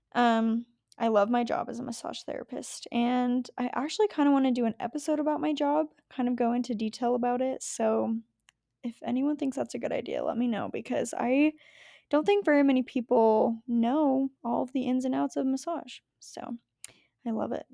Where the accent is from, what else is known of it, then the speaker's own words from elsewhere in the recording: Las Vegas, Nevada, United States; I grew up in Vegas, so it was hot